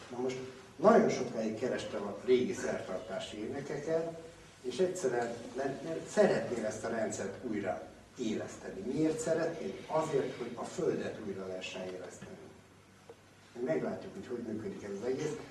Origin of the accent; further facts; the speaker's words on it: Hungary; magyarok vagyunk